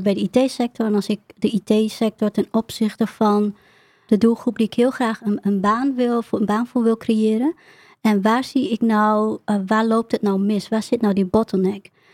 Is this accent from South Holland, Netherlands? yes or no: no; Emmen, Drenthe, Netherlands; also born or lived in Groningen; ik kom uit het noorden, eh, ik kom uit Emmen en ik werkte veel in Groningen